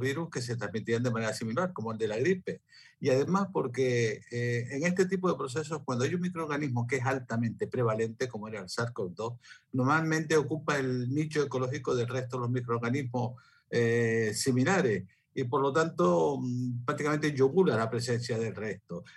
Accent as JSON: {"language": "Spanish", "country": "Spain", "said": "en mi país, en España"}